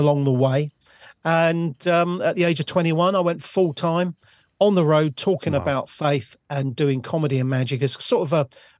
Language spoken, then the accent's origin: English; Bournemouth, South West England, United Kingdom; now in Littlehampton, United Kingdom; I come from Bournemouth originally